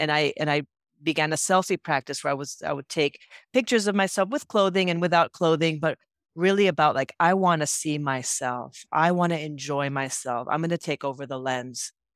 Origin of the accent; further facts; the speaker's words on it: Puerto Rico; moved away as an adult; also born or lived in San Francisco; I grew up in Puerto Rico